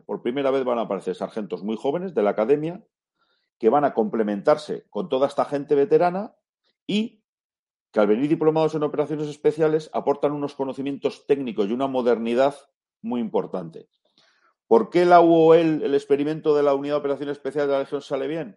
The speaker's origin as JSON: {"language": "Spanish", "country": "Spain", "said": "somos españoles"}